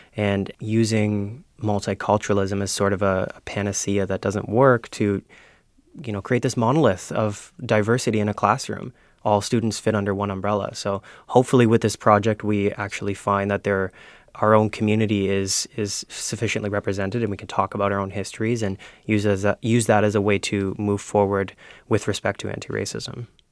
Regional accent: Ontario, Canada; moved away as an adult; now in Prince Edward Island, Canada; I'm from Ontario originally

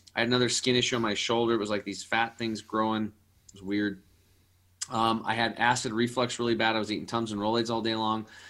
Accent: Eastern Oregon, United States; born or raised there

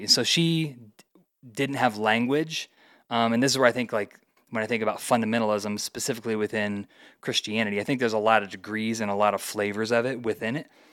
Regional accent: Indiana, United States; moved away as an adult; also born or lived in Colorado; now in Denver, United States; Went to college in Indiana, where I grew up

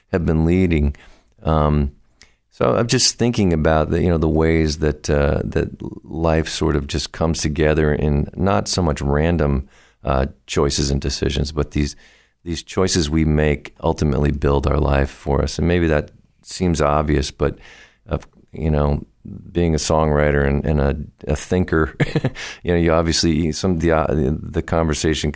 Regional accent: Vermont, United States; moved away as an adult; now in Boston, United States; I was born in Vermont and moved down here to the Boston music scene several years ago, 25 years ago or so

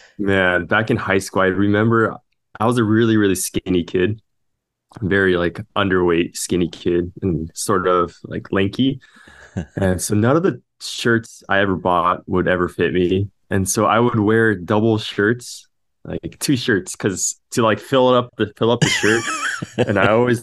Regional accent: Los Angeles, California, United States; I was born and raised in Los Angeles

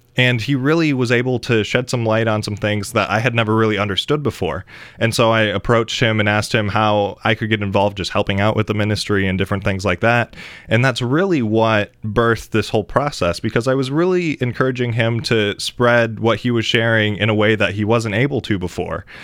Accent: Grand Rapids, Michigan, United States; I am from the Grand Rapids area in Michigan

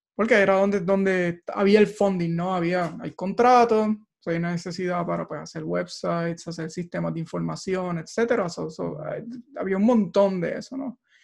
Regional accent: Barranquitas, Puerto Rico; moved away as an adult; also born or lived in Mayagüez; now in Silicon Valley, United States; yo nací y crecí en Barranquitas

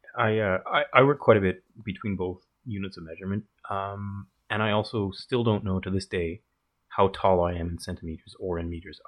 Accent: Calgary, Alberta, Canada; we're both from Calgary, Alberta

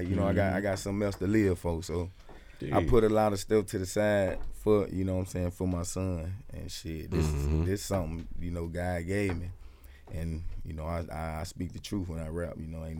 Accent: Columbia, Mississippi, United States; Shit, I'm from Columbia, Mississippi

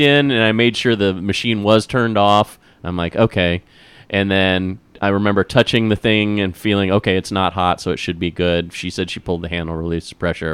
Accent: Midwest, United States; growing up in the Midwest

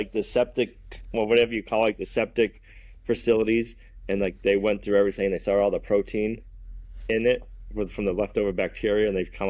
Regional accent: Massachusetts, United States; now in New Hampshire, United States; where we live now, New Hampshire only has one area code. When I grew up in Massachusetts

